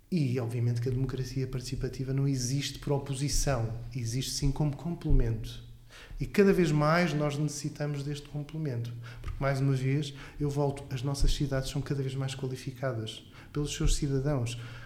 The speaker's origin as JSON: {"language": "Portuguese", "town": "Alcobaça", "region": "Leiria District", "country": "Portugal", "tie": "born or raised there", "also_born_or_lived": "Covilhã", "moved": "as an adult", "lives_now": "Aveiro, Portugal", "said": "eu nasci em Alcobaça"}